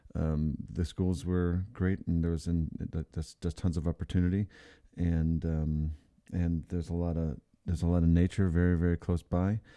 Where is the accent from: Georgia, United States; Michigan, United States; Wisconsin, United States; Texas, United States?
Michigan, United States; Ann Arbor; moved away; I liked growing up in that town.